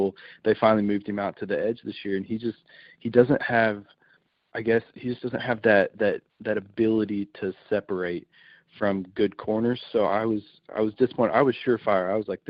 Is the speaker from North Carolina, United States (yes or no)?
no; Kentucky, United States; I'm from Kentucky, and it's basketball state